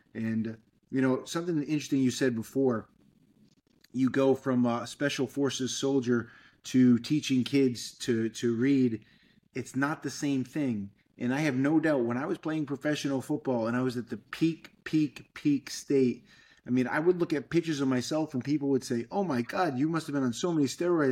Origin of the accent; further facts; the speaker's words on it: Fall River, Massachusetts, United States; now in Miami, United States; I grew up in Fall River, Massachusetts